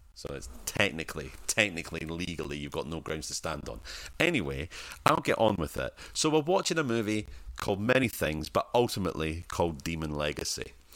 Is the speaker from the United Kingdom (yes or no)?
yes; Scotland, United Kingdom; I'm Scottish and poor.